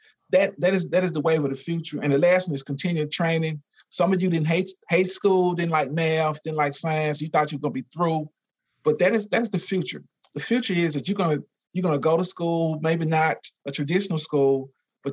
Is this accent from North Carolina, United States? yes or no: no; Louisiana, United States; I'm from Louisiana